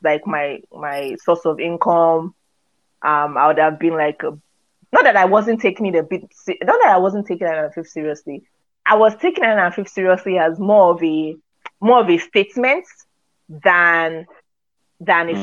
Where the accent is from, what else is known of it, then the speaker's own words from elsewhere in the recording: Lagos, Nigeria; I grew up in Nigeria, Lagos